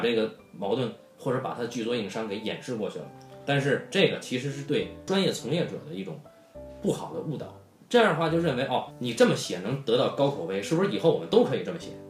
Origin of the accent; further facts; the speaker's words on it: Beijing, China; 我爷爷的爷爷就已经是北京人了。那么我爷爷的爷爷，他的上几辈也都是北京人